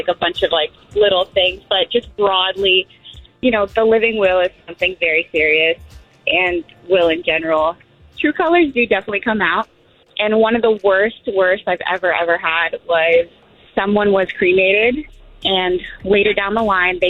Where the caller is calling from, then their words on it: DeLand, Florida, United States; I'm calling from DeLand.